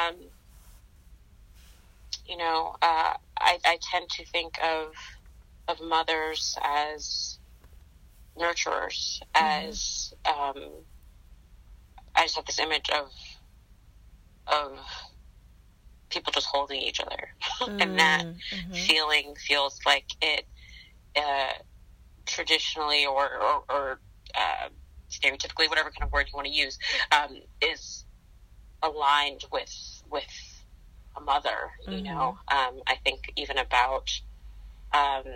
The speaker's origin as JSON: {"language": "English", "town": "New York City", "region": "New York", "country": "United States", "tie": "born or raised there", "also_born_or_lived": "Philadelphia, Pennsylvania", "lives_now": "New York, United States", "said": "I was born in Queens."}